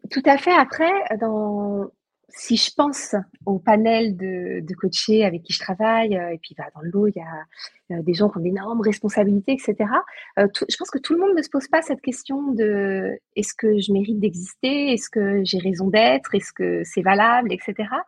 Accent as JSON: {"language": "French", "region": "Brittany", "country": "France", "tie": "born or raised there", "said": "moi, j'ai grandi en Bretagne, donc j'ai grandi avec les mégalithes"}